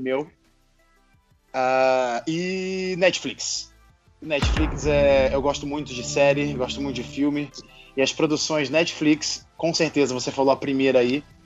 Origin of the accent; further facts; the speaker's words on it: Rio de Janeiro, Brazil; accent: chiado; now in Jacareí, Brazil; sou natural do Rio de Janeiro, então vocês vão ouvir muito chiado